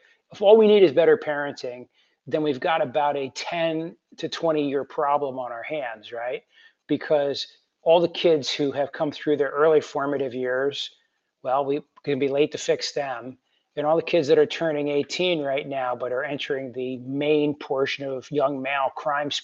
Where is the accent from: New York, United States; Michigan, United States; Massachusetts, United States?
New York, United States; Western; my hometown up in Western New York